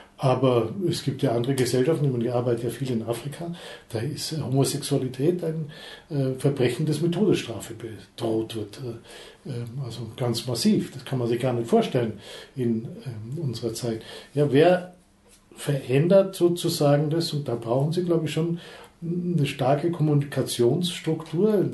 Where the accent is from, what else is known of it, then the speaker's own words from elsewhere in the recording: Allgäu, Bavaria, Germany; ich bin im Allgäu aufgewachsen, da redet man nicht, schon gar nicht über die Gefühle.